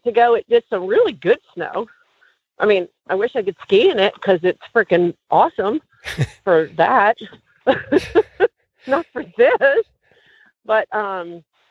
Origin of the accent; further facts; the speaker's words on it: New Jersey, United States; moved away; I grew up in New Jersey, so I'm used to indoors with snow sliding off the roof